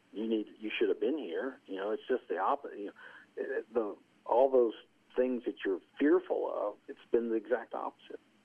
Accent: Castlewood, Virginia, United States; I was born and raised in Castlewood, Virginia

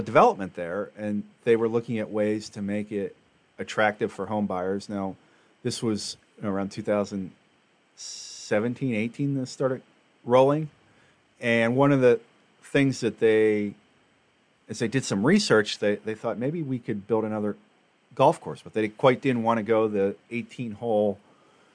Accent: Pennsylvania, United States; moved away; I'm from Pennsylvania

